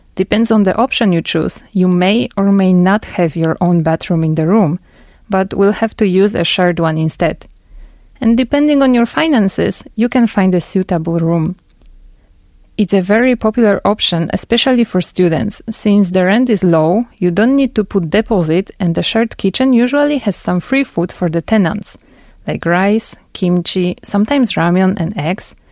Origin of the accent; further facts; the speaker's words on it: Poland; moved away as an adult; now in South Korea; I'm from Poland